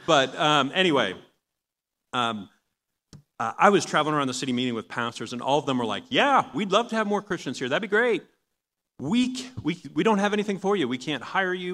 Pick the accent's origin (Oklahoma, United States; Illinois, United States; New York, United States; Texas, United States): New York, United States; Long Island; moved away; I'm from Long Island originally.